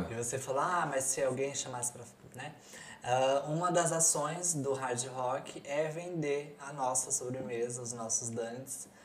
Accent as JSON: {"language": "Portuguese", "region": "Rio de Janeiro", "country": "Brazil", "said": "eu sou do Rio"}